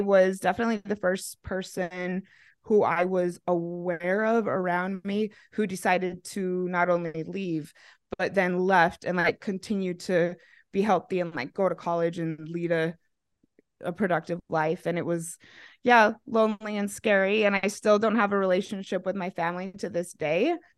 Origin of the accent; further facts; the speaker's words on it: Mesa, Arizona, United States; moved away as an adult; also born or lived in Manti/Spanish Fork, Utah / Australia / Idaho; now in Denver, United States; I was raised in Mesa, so that would make me a Mesa Mormon.